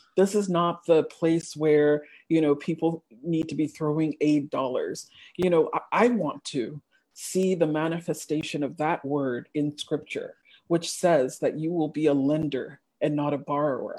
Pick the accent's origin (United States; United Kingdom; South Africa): United States; English is a second language; I did mm-hmm. elementary school and and middle school in the US, we were that immigrant family uh, with the strange names and the weird accents. In fact, I learned how to speak English in the US